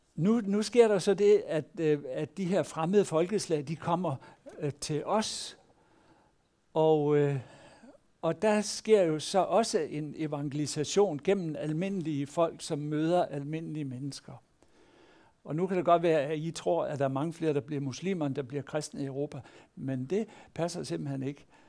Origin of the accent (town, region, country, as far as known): Denmark